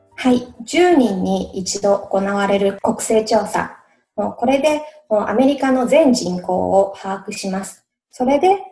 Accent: Japan; now in United States; 私、日本人

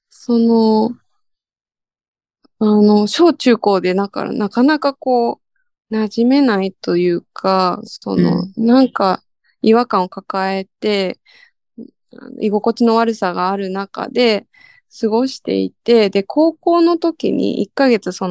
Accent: United States; now in Japan; まあアメリカで育ったことプラス、その父の価値観もあり、

